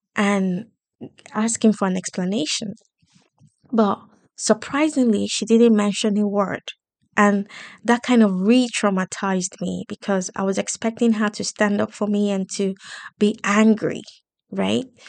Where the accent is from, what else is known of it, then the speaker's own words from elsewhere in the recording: Lagos, Nigeria; moved away; I grew up in Islam in Lagos, in Nigeria